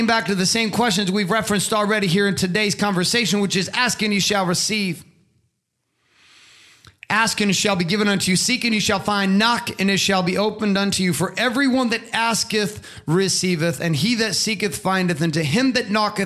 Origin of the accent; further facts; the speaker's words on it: Stockton, California, United States; also born or lived in Boise, Idaho / Canada; we grew up in Southern Central California in Stockton in junior high